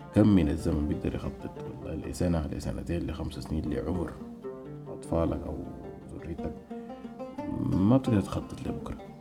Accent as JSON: {"language": "Arabic", "country": "Sudan", "moved": "yes", "said": "نحن كشعب سوداني"}